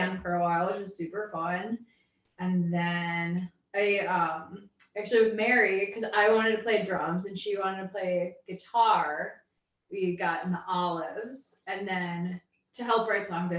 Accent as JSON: {"language": "English", "town": "Appleton", "region": "Wisconsin", "country": "United States", "moved": "as an adult", "lives_now": "Milwaukee, United States", "said": "I'm from Appleton, but I've been in Milwaukee since 2002"}